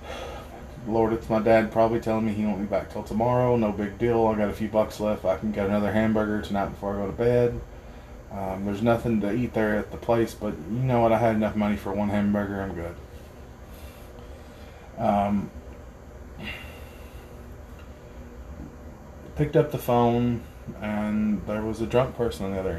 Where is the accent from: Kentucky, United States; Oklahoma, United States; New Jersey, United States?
Kentucky, United States; Harlan County; growing up in Harlan County